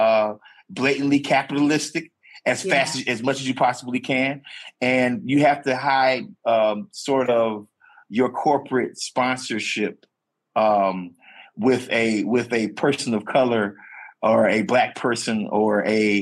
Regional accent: the South, United States; a black man that is born and raised in the South

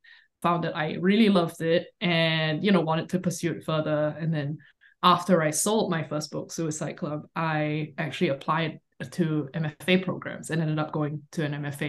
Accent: Singapore; moved away; I grew up in Singapore

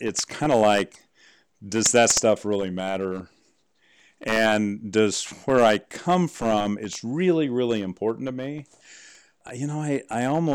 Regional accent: St. Joseph, Missouri, United States; now in Idaho, United States; Grew up in a small town, St. Joseph, Missouri, along the Missouri River.

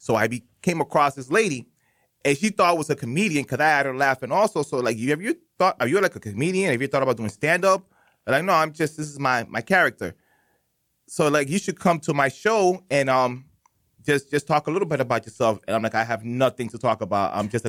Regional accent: Lawrence, Massachusetts, United States; now in Boston, United States; I'm originally from Lawrence, Massachusetts, mostly ran by Dominicans, Puerto Ricans. It used to be a 50-50, but now mainly Dominicans. I'm probably like rare Cubans that you see around there.

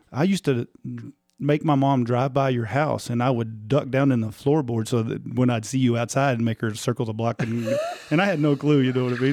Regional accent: Tulia, Texas, United States; we're both from Tulia.

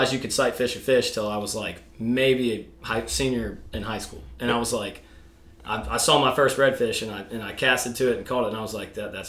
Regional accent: United States; also born or lived in Alaska; I grew up in the Chesapeake Bay, born and raised.

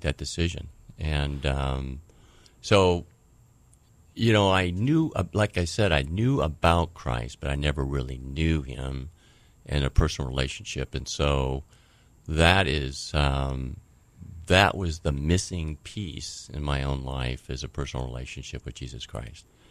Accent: Vancouver, Washington, United States; also born or lived in Tri-Cities, Washington; I was born in Vancouver, Washington.

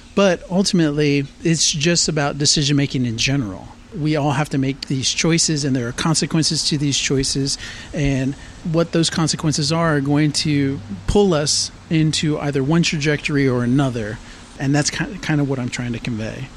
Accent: San Antonio, Texas, United States; also born or lived in Laredo, Texas / Austin, Texas / Boulder, Colorado; I was born in Laredo, Texas, and then I moved up to San Antonio in about early 80s when I was five years old. So San Antonio is really the place that I call home.

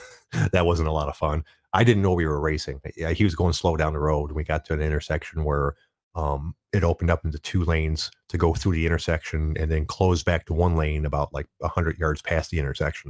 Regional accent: Detroit, Michigan, United States; I'm from Detroit and the traditional auto industry influenced the area so much

